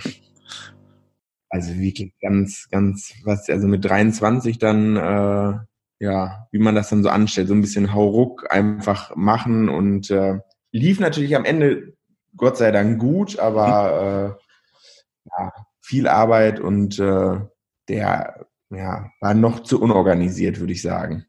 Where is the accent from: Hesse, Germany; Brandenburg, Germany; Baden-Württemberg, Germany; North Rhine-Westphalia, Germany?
North Rhine-Westphalia, Germany; Verl; moved away as an adult; now in Bielefeld, Germany; Eigentlich komme ich aus Ferl